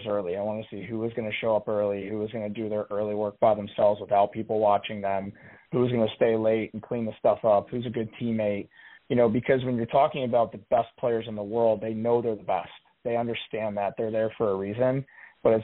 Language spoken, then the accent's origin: English; Pittsburgh, Pennsylvania, United States; moved away as an adult; also born or lived in Buffalo; I grew up in Pittsburgh